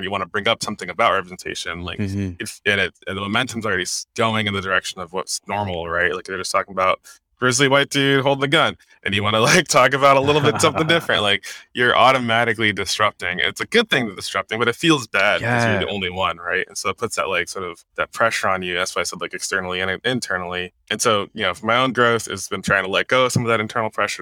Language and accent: English; New Jersey, United States; now in Kirkland, United States; I'm from Jersey, but I've been here for like 10 years